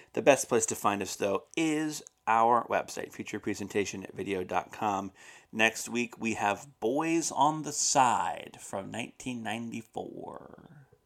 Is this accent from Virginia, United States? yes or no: yes; Roanoke, Virginia, United States; That's my hometown newspaper